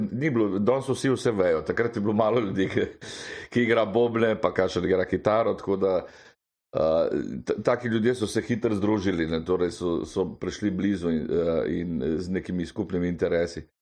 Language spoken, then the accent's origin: Slovenian; Karlovac, Karlovac County, Croatia; now in Slovenia; ker namreč sem iz Karlovca prišel.